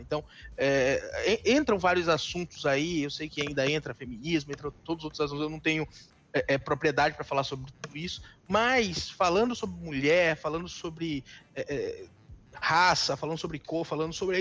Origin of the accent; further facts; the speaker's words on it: Northeast Region, Brazil; also born or lived in São Paulo; eu sou nordestino e eu sei o que o nordestino passa nesse país